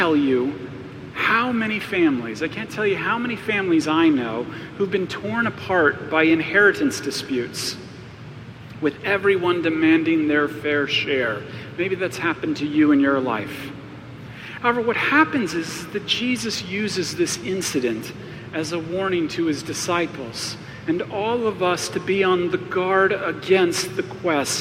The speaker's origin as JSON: {"language": "English", "region": "Arizona", "country": "United States", "tie": "born or raised there", "said": "I grew up in Arizona"}